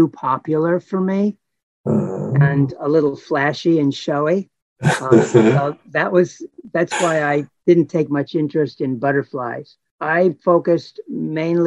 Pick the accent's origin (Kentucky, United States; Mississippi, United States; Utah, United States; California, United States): California, United States; Los Angeles; I was born and raised in Los Angeles